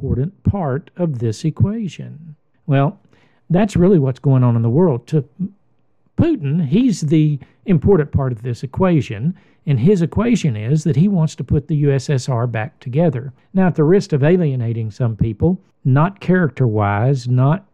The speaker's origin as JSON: {"language": "English", "country": "United States", "said": "I'm an American"}